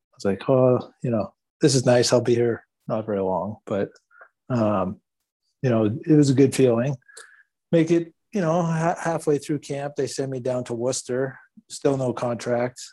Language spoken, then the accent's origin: English; Thunder Bay, Ontario, Canada; I grew up in Northern Ontario